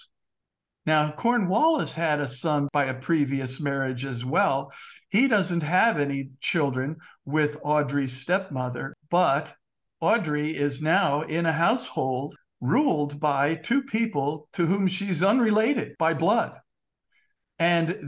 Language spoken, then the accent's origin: English; United States; I'm an American